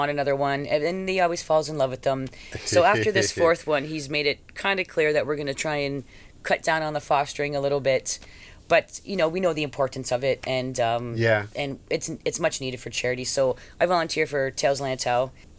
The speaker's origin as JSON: {"language": "English", "country": "Canada", "said": "I'm Canadian by heart. I love the great outdoors, but I will honestly be happy to never see snow again."}